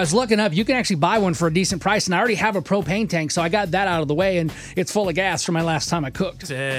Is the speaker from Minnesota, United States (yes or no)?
no; Texas, United States; I'm a Texan.